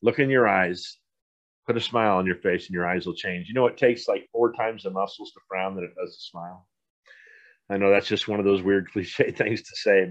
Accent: Poway, California, United States; also born or lived in Seattle, Washington; I grew up in San Diego. How many people in the world could say that? And I grew up in Poway

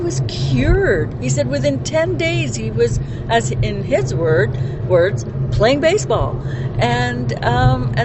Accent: Vancouver Island, British Columbia, Canada; we're from Vancouver Island

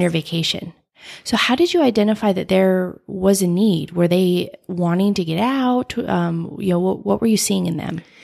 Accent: Las Vegas, Nevada, United States; I'm from Las Vegas.

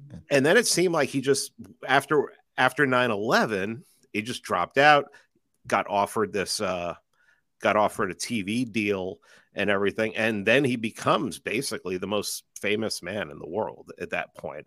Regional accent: New York City, New York, United States; growing up in New York City

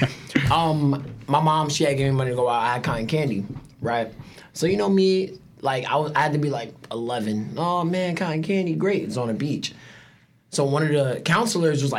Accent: New York City, New York, United States; I grew up in Harlem

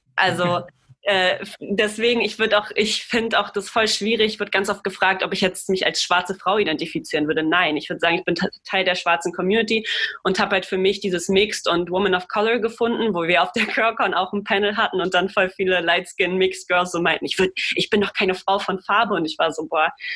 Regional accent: Germany; Ich bin ja super weiß aufgewachsen in Deutschland

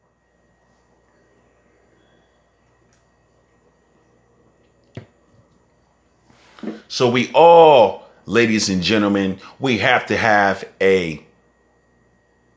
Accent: San Francisco, California, United States; I'm from San Francisco

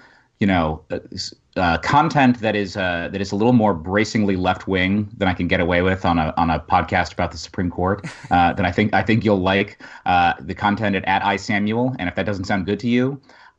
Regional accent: Colorado, United States; I'm from Colorado

